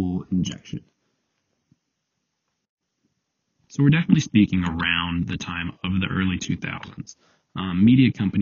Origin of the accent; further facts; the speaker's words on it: United States; growing up in America